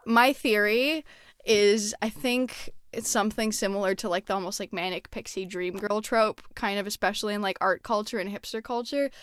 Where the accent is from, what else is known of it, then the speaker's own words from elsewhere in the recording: Montreal, Quebec, Canada; moved away; I'm originally from Montreal, and so, yeah, like, going to the ice skating rink, um, was always a thing that we did